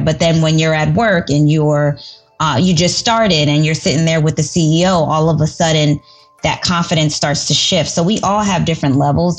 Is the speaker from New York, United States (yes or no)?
yes; New York City, New York, United States; I'm from the Bronx